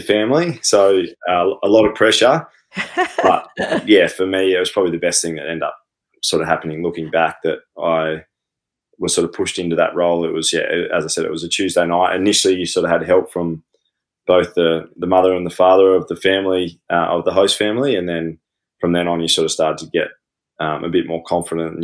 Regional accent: Temora, New South Wales, Australia; born or raised there; moved away

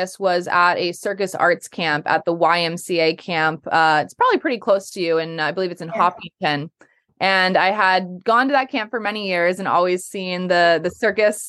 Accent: Holliston, Massachusetts, United States; I grew up in Holliston, still in Holliston

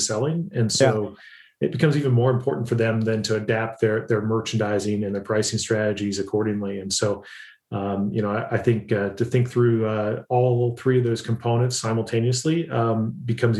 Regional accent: central Ohio, United States; moved away as an adult; now in Atlanta, United States; I originally grew up in central Ohio, but have lived in the Southeast

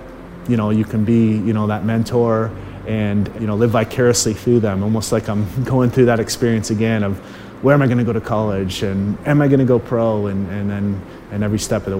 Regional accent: Chatham, Ontario, Canada; I grew up in Chatham, Ontario

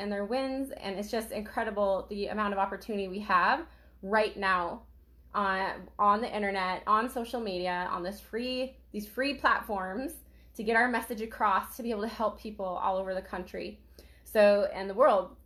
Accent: Idaho, United States; I grew up in Idaho

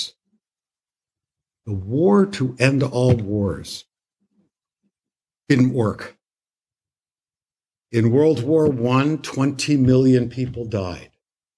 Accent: Canada; now in United States; When I was growing up in Canada

